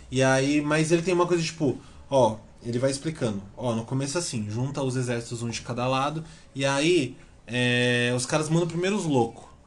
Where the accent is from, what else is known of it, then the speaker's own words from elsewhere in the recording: Brazil; a gente é brasileiro